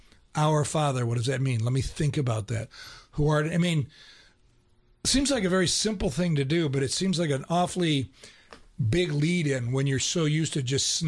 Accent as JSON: {"language": "English", "region": "Ohio", "country": "United States", "tie": "born or raised there", "said": "I grew up in Ohio. We had a Catholic church literally on every other corner where I grew up. Everybody was Catholic, but oftentimes it was cultural."}